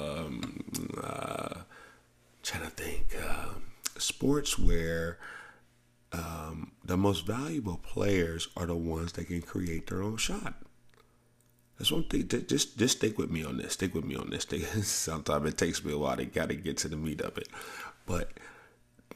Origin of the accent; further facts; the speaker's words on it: the South, United States; I grew up in the South